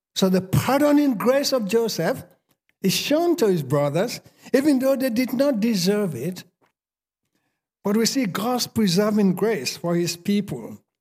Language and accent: English; Sierra Leone; accent: Sierra Leone; moved away as an adult; now in United States; I spent forty-seven years in Sierra Leone speaking my Sierra Leone accent. I'm not gonna change after forty-seven years.